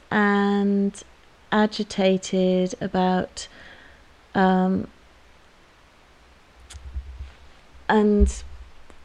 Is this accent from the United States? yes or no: no; Dartmoor, South West England, United Kingdom; I grew up on Dartmoor, and my one ambition was to stay on Dartmoor